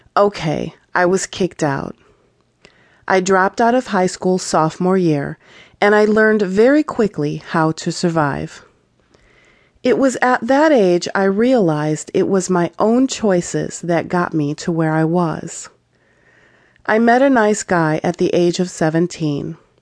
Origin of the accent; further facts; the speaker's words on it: Chicago, Illinois, United States; I grew up in Chicago, and in eighth grade, we moved to the suburbs